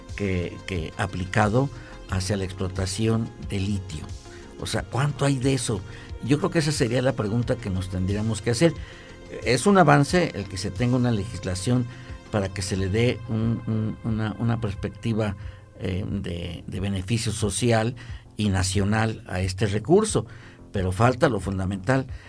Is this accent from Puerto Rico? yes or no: no; Mexico; como latinoamericanos y, como mexicanos